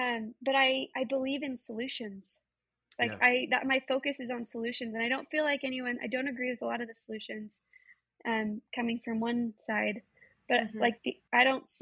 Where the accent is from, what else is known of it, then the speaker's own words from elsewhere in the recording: Utah, United States; we grew up in Utah.